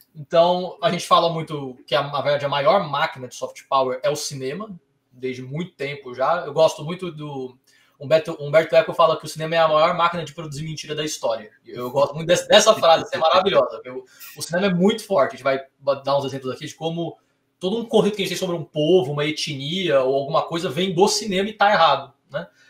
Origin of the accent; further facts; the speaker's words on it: São Paulo, Brazil; also born or lived in Rio de Janeiro; sou aqui de São Paulo, mas fui fazer faculdade no Rio de Janeiro